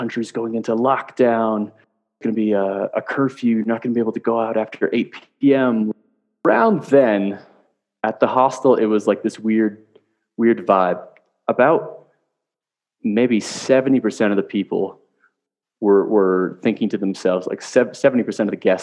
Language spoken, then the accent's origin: English; Connecticut, United States; moved away as an adult; also born or lived in Canada; I'm from Canada, but I was actually raised in Connecticut in the States